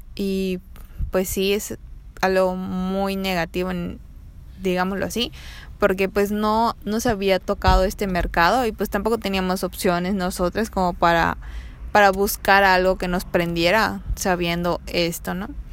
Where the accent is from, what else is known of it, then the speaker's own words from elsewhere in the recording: Mérida, Yucatán, Mexico; soy de Mérida